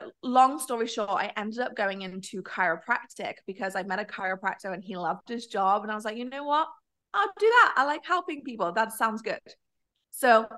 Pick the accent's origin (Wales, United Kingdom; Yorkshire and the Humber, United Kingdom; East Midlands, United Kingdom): East Midlands, United Kingdom; Nottingham; I was actually born in the UK, actually Nottingham